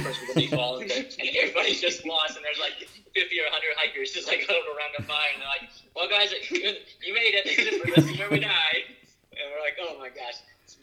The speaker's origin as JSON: {"language": "English", "region": "West Virginia", "country": "United States", "tie": "born or raised there", "said": "we grew up in West Virginia."}